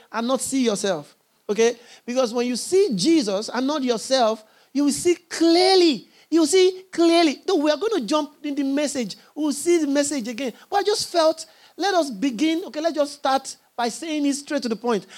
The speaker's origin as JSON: {"language": "English", "country": "Nigeria", "said": "I'm a Nigerian"}